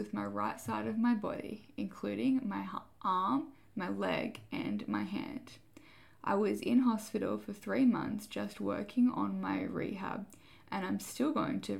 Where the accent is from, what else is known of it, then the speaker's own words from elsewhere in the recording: Port Macquarie, New South Wales, Australia; moved away as an adult; now in Gold Coast, Australia; I grew up in Port Macquarie, and I moved to the southern Gold Coast when I was 18